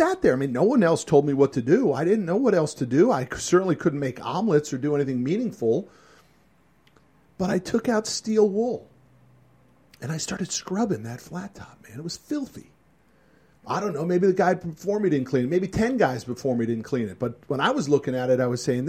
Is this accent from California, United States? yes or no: no; Connecticut, United States; The restaurant was called the Black Goose Grill in my hometown in Connecticut.